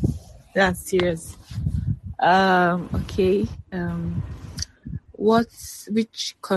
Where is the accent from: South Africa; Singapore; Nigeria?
Nigeria; I'm from Nigeria.